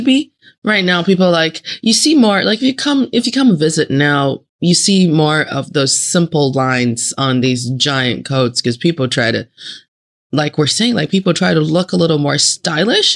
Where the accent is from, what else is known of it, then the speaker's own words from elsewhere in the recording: Northeast China, China; moved away; also born or lived in Northeast United States; I am from the Northeast part of China and then I was enjoying my life in Northeast part of the United States.